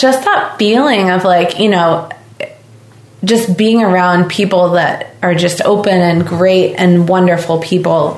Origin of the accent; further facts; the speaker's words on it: Southern Illinois, United States; now in Nantucket, United States; I'm actually from Southern Illinois